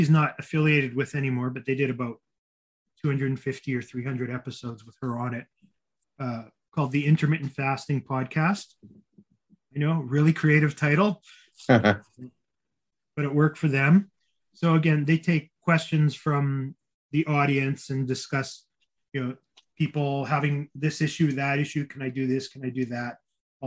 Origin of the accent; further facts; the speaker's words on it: Winnipeg, Manitoba, Canada; moved away; flying back to my hometown of Winnipeg, which is only a 2.5 hour flight